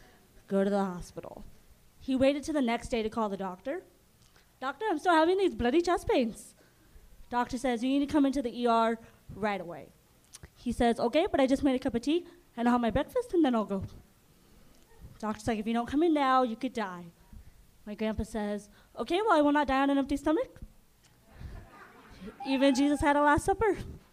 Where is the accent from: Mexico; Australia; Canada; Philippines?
Philippines; now in Inland Empire, United States; And I'm Filipino as well.